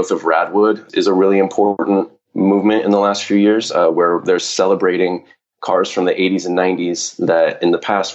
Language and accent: English; Southern California, United States